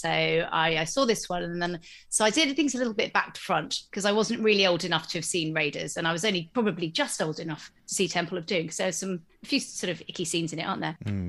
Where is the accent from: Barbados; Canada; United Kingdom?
United Kingdom; Exeter, South West England; I grew up in Exeter, and at that stage, actually didn't feel like there was loads to do other than go to the shops or go to the cinema during the day